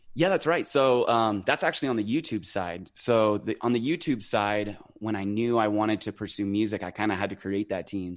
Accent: Idaho, United States; also born or lived in San Diego, California; now in near San Diego, United States; I was born in San Diego, um, and I lived in the city until I was about five or six. Um, and my grandma, who at the time lived in Idaho, uh, drove down to California, picked us up, and hauled us over to her place in Idaho.

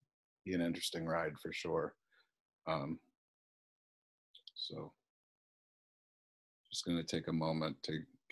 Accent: Connecticut, United States; I grew up in Connecticut, and you know, my father was 25.

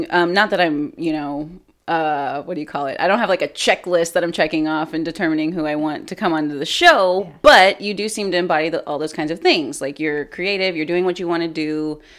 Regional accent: Corpus Christi, Texas, United States; Uh, but yeah, I mean, born and raised in Corpus, right?

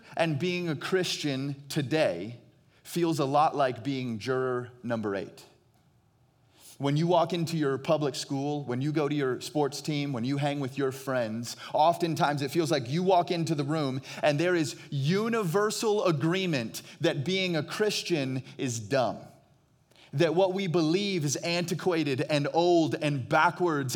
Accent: Phoenix, Arizona, United States; I hail from Phoenix, Arizona

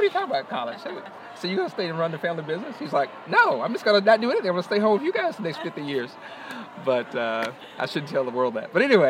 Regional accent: Greenville, South Carolina, United States; we're from Greenville, South Carolina.

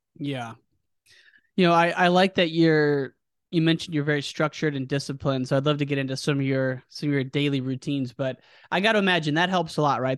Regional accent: United States; my hometown, the Quad Cities

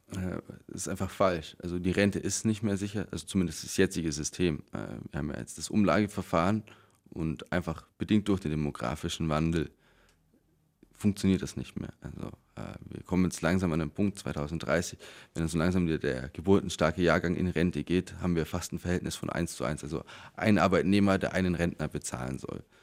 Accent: Allgäu, Bavaria, Germany; bei uns im Allgäu

